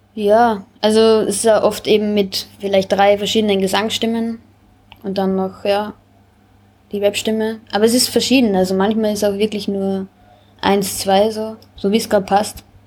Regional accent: Braunau am Inn, Upper Austria, Austria; moved away as an adult; now in Vienna, Austria; Ich bin aus Oberösterreich, Braunau, Bezirk Braunau. Ähm, ja, ich bin vor sieben Jahren nach Wien.

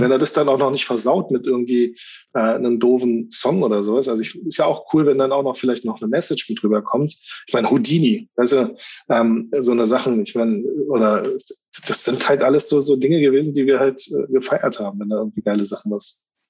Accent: Berlin, Germany; Ich bin in Spandau groß geworden

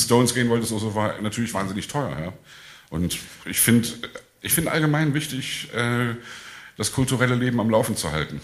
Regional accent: Leipzig, Saxony, Germany; ich komme aus Leipzig

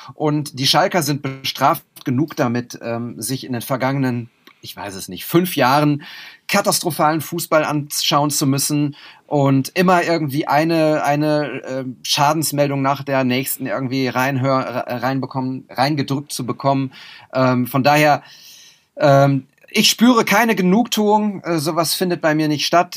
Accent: Münster, North Rhine-Westphalia, Germany; Münster ist meine, meine Heimatstadt

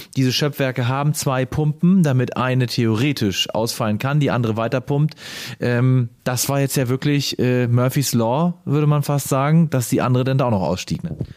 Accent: Schleswig-Holstein, Germany; bei uns in Schleswig-Holstein

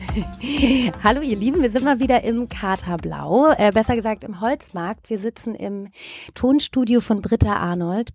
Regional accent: West, West Germany, Germany; ich bin im Westen groß geworden

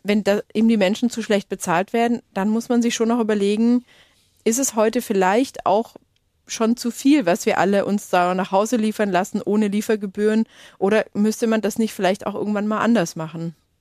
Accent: Lake Constance, Baden-Württemberg, Germany; da bin ich aufgewachsen am Bodensee, so richtig auf dem Land

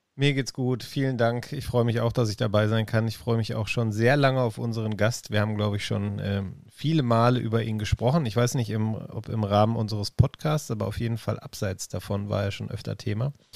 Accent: Essen, North Rhine-Westphalia, Germany; ein Kind des Ruhrgebiets. Ich bin in Essen geboren, ähm, in Essen

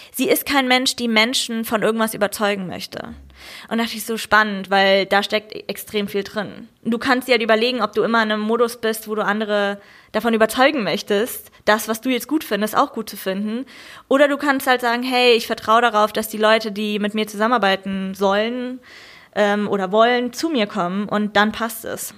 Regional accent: Germany; für mich als Deutsche

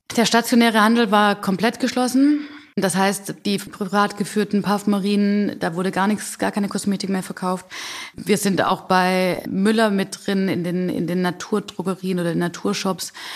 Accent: Calw, Baden-Württemberg, Germany; accent: Swabian; Das ist mein Zuhause, das ist meine Heimat. Hier komme ich her

